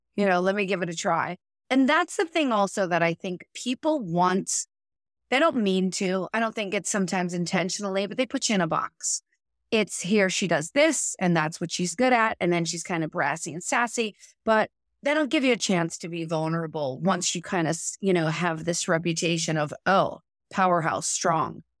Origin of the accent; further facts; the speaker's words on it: Pittsburgh, Pennsylvania, United States; moved away; my mother had a studio, I'm from Pittsburgh